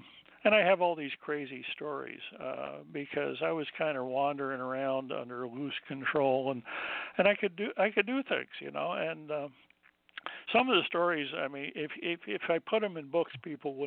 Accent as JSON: {"language": "English", "region": "New Jersey", "country": "United States", "tie": "born or raised there", "moved": "yes", "said": "I grew up in New Jersey on the coast"}